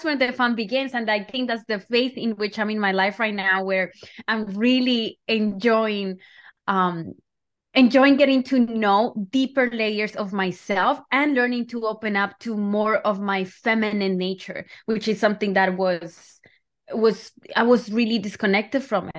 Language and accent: English; Colombia; Yeah, so I feel like I grew up in Colombia